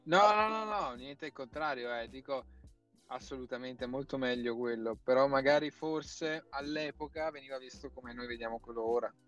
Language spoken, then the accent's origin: Italian; province of Verona, Veneto, Italy; now in Milan, Italy; io vengo dalla provincia di Verona quindi dal paesetto di 10-15 mila persone